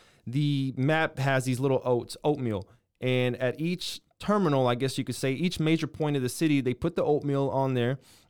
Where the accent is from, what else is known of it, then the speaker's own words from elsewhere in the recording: Waco, Texas, United States; born there; I was born in Waco, Texas. This is my family.